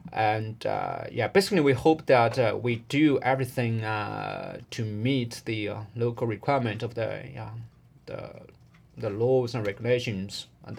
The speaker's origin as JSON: {"language": "English", "country": "China", "said": "I'm from China, Guangdong Baiyun University."}